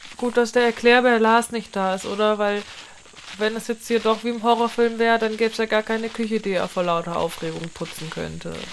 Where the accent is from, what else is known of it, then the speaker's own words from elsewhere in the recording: Northern Germany, Germany; bei uns in Norddeutschland